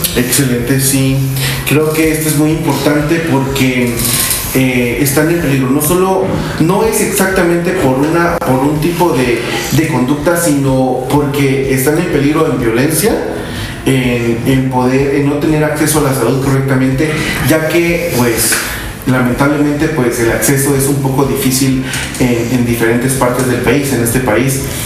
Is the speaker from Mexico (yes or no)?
no; Guatemala; como guatemaltecos, como hispanohablantes